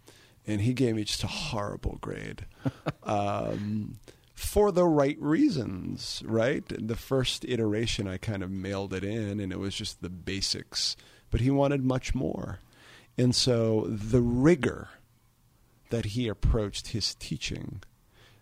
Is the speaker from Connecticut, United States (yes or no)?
no; Taunton, Massachusetts, United States; Growing up in Taunton, I was always familiar with Stonehill